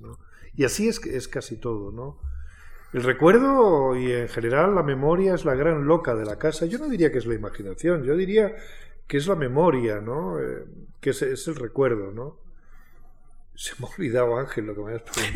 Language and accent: Spanish; Alburquerque, Extremadura, Spain; now in Madrid, Spain; en Alburquerque, en mi pueblo